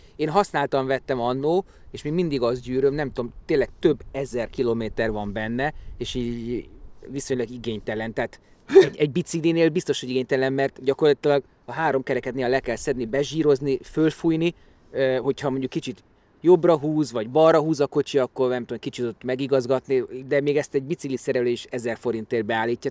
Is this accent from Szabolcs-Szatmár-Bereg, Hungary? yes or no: no; Budapest, Hungary; én itt nőttem föl, itt voltam gyerek a Tabánban